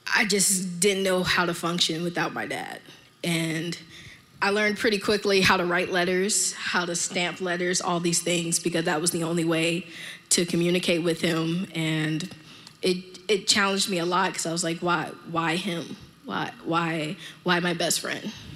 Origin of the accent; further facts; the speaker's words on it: Miami, Florida, United States; I'm from Miami